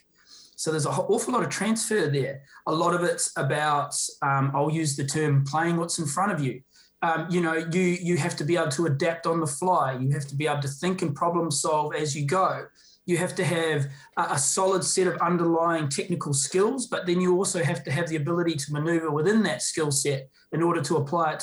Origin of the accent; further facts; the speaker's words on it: New Zealand; I'm obviously a Kiwi